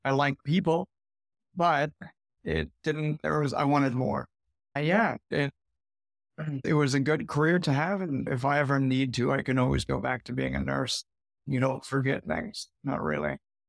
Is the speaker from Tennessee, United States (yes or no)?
no; California, United States; moved away as an adult; also born or lived in Arizona; Yeah, I left California when I was 19, moved to Arizona because my mom lived there or had moved there, and lived all over Arizona for 12 years.